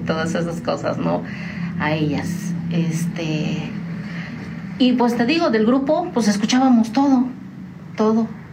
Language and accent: Spanish; Tamazunchale, San Luis Potosí, Mexico; moved away as an adult; also born or lived in United States; now in San Juan del Río, Mexico; yo soy de San Luis Potosí, de la Huasteca Potosina, orgullosamente huasteca, de un pueblo, bueno, ya no es pueblo, ya es una ciudad, se llama Tamazunchale